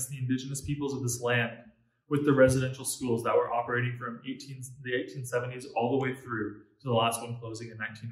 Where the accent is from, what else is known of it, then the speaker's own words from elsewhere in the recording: Canada; as a Canadian and as a Christian